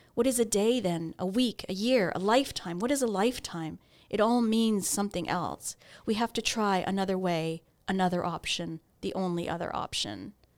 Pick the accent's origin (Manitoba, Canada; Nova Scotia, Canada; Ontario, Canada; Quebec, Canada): Ontario, Canada; I grew up in Ontario